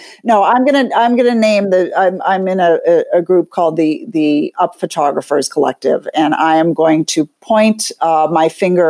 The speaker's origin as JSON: {"language": "English", "region": "New York", "country": "United States", "said": "But I get off the hook, I guess, because I'm a New Yorker"}